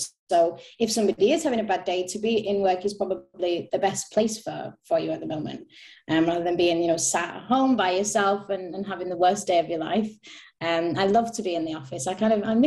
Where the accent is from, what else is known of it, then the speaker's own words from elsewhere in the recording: Manchester, North West England, United Kingdom; moved away as an adult; now in Stockholm, Sweden; I'm from Manchester. I moved to Stockholm in September last year